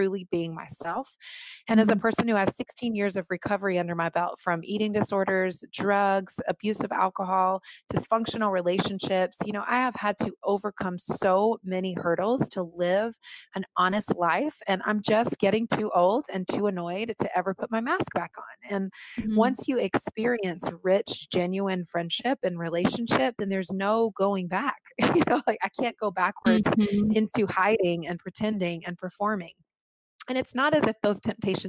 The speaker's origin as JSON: {"language": "English", "region": "North Carolina", "country": "United States", "tie": "born or raised there", "also_born_or_lived": "Los Angeles / Manhattan", "moved": "as an adult", "lives_now": "New York City, United States", "said": "I was born and raised in North Carolina, and then I moved to Los Angeles when I was 21 years old"}